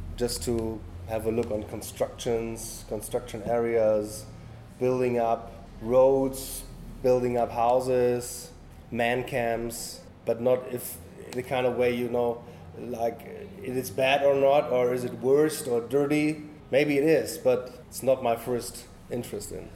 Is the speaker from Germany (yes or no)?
yes; north coast of Germany, Northern Germany, Germany; English is a second language; moved away; I'm born uh, at the north coast of Germany and live now in the middle of Germany near the Netherlands border